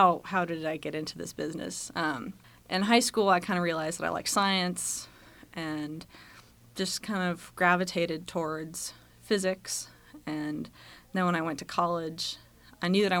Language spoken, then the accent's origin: English; Massachusetts, United States; moved away as an adult; also born or lived in Boulder, Colorado / Charlottesville, Virginia; I'm originally from New England. I grew up in Massachusetts, spent most of my early years there.